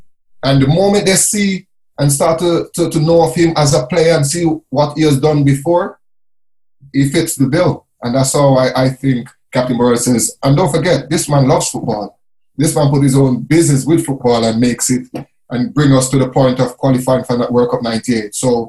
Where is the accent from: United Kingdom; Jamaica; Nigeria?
Jamaica; myself, born and bred in Jamaica, came in, I was 18. So I know how Jamaican culture works. I'm from the ghetto